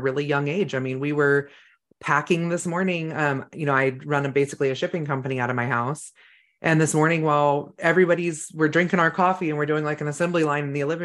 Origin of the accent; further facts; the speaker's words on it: California, United States; moved away as an adult; now in Idaho, United States; we grew up in California and moving up to Idaho